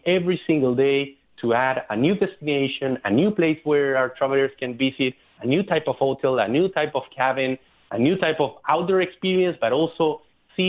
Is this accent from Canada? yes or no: no; Chile; now in San Francisco, United States; one of the most visited places in Chile, my hometown